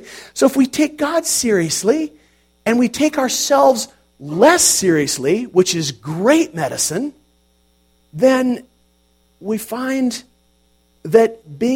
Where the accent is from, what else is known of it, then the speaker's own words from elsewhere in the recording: United States; we are American Christians